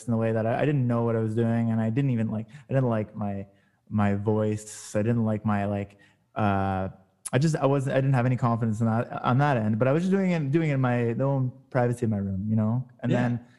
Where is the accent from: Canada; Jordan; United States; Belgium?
Canada; Montreal, Quebec; also born or lived in Toronto, Canada; I played drums growing up, and then I moved here from Toronto to Montreal, and I was went to like high school here